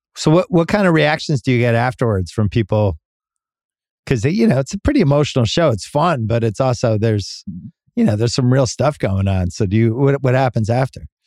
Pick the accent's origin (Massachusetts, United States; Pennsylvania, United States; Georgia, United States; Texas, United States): Massachusetts, United States; growing up in Massachusetts